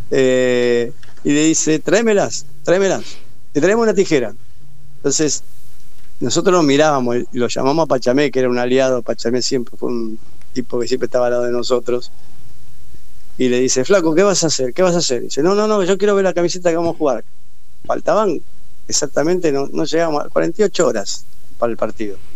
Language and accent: Spanish; Argentina; Dime, yo soy de Argentina, del Mundial.